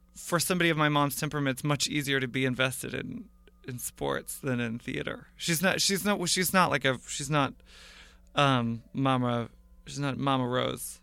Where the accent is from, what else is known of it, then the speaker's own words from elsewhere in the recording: Portland, Oregon, United States; moved away as an adult; also born or lived in Sarah Lawrence College, New York; now in Brooklyn, United States; I was born in Portland, Oregon. I, I, I grew up there